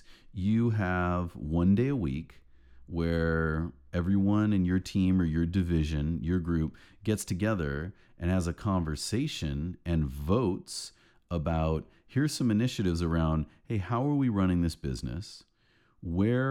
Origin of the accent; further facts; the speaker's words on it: United States; as an American.